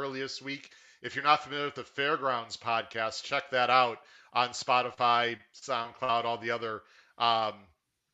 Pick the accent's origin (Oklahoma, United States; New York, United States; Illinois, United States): Illinois, United States; Chicago; I'm from Chicago